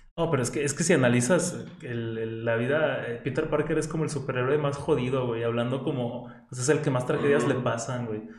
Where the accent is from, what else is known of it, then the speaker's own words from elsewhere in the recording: Mexico; Como buen mexicano